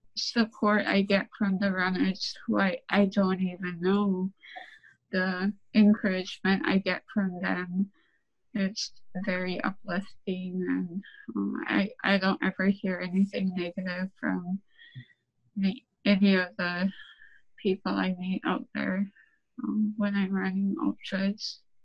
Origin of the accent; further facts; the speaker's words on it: Saint Lawrence Island, Alaska, United States; So, I'm from Saint Lawrence Island. I'm Siberian Yupik.